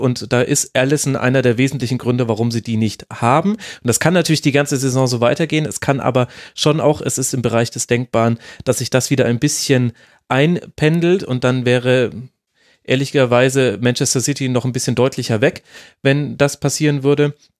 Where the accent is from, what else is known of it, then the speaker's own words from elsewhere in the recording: Germany; wir als äh, Deutsche